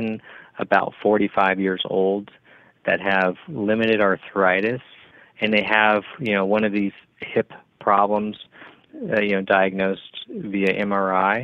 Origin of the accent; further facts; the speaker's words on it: Bakersfield, California, United States; moved away as an adult; also born or lived in Los Angeles, United States / Bay Area, United States; I'm originally from Bakersfield, California